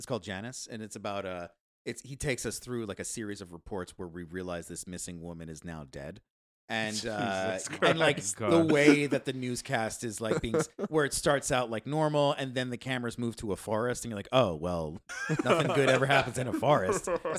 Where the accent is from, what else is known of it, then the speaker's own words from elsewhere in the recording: United States; Yeah. Well, I'm American.